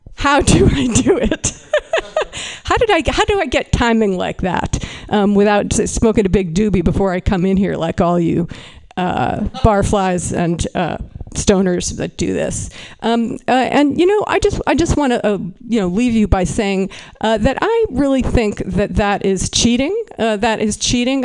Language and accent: English; Berkeley, California, United States; I am from Berkeley, California